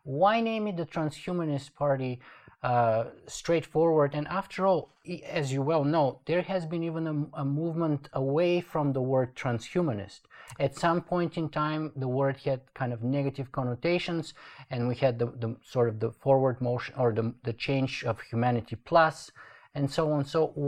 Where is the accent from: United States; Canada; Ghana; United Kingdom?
Canada; I'm actually a Canadian citizen